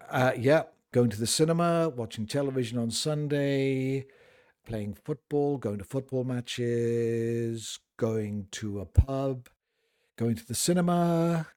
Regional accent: United Kingdom; I'm a Brit

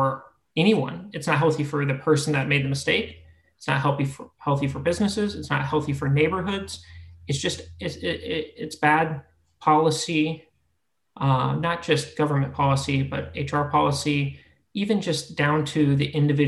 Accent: Florida, United States; moved away; also born or lived in Ohio; I grew up in Florida, moved to Ohio, went to school

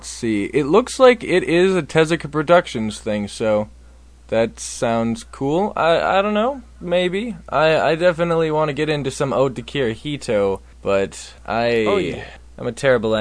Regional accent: Minnesota, United States; I'm from Minnesota

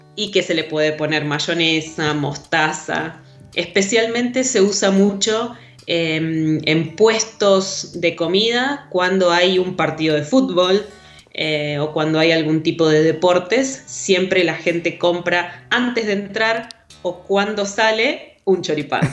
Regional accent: Rosario, Santa Fe, Argentina; Rosario, de donde soy

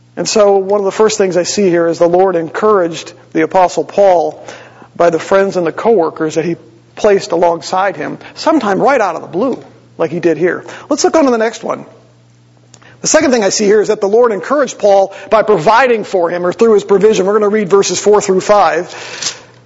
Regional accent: Green Bay, Wisconsin, United States; moved away as an adult; also born or lived in Eau Claire, Wisconsin / Wausau, Wisconsin / Winona Lake, Indiana; now in Columbus, United States; I grew up in Green Bay, Wisconsin

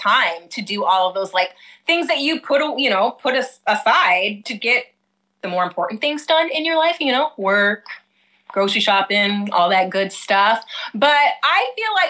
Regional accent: United States; also born or lived in Michigan / Chicago, Illinois; now in Hawaii, United States; I'm from Michigan and Chicago

